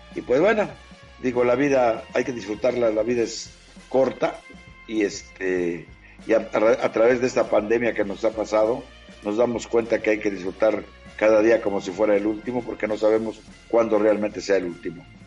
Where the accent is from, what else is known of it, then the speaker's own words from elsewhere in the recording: Mexico City, Mexico; also born or lived in unnamed home village (pueblo); me vengo a la Ciudad de México, es, huyendo de, de, ese tío que me golpeaba, que, yo tenía 10 años